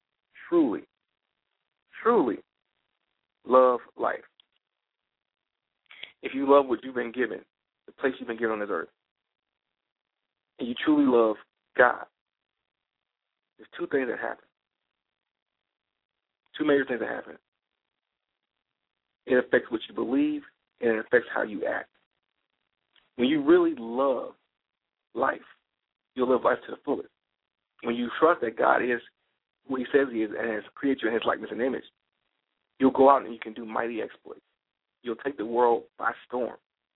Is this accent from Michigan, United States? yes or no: yes; Detroit, Michigan, United States; now in Atlanta, United States; A lot of you people already know that in 06, I moved to Atlanta from Detroit, Michigan.